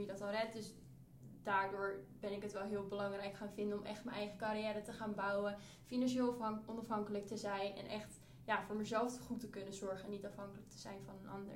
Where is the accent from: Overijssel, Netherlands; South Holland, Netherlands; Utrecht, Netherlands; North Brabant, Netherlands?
Utrecht, Netherlands; near; ik kom uit Utrecht in de buurt